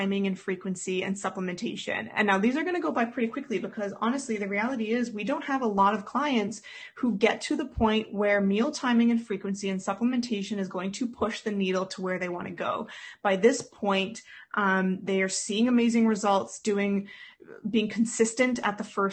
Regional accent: Canada; a lot of us, especially as Canadian folk

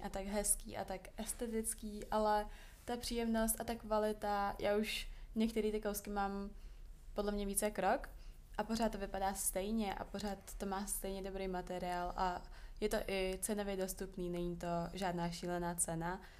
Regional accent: small town 40 km from Prague, Central Bohemian Region, Czechia; now in Prague, Czech Republic; já jsem vyrůstala čtyřicet kilometrů od Prahy, tak v našem maloměstě byly sekáče nejméně tři

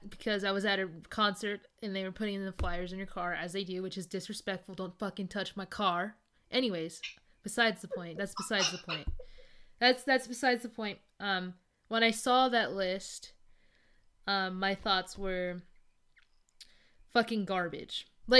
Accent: Fresno, California, United States; also born or lived in Clovis, California; Fresno, my hometown, the 559

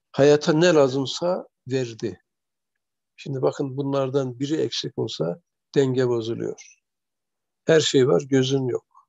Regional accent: Erzurum area, Turkey; bizim çocukluğumuz Erzurum tarafında geçti.

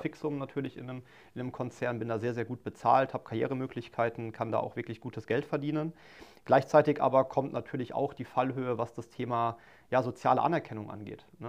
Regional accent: Mannheim, Baden-Württemberg, Germany; ich bin gebürtiger Mannheimer, ne, komme aus Mannheim, lebe dort seit, seit 29 Jahren

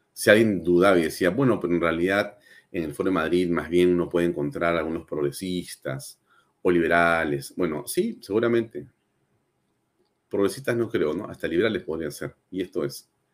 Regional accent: Peru; nuestra patria

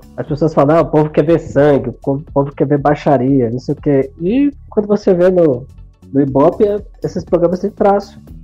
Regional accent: Brasília, Federal District, Brazil; also born or lived in Ceará; eu fui criado em Brasília quase minha vida toda

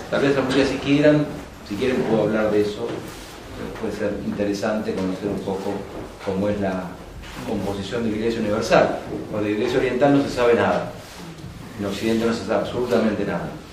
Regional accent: Lomas de Zamora, Buenos Aires Province, Argentina; also born or lived in San Rafael, Mendoza; Enseño en un terciario en Loma de Zamora que es el lugar donde yo nací

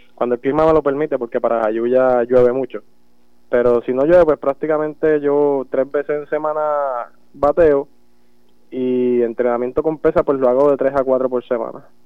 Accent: Jayuya, Puerto Rico; born or raised there; also born or lived in Utuado

